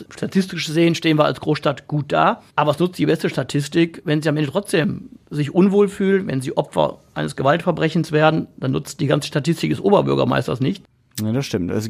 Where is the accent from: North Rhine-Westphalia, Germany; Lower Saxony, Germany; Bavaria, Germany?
North Rhine-Westphalia, Germany; Essen; Ich bin Essener, durch und durch. Meine Kindheit habe ich in Borbeck verbracht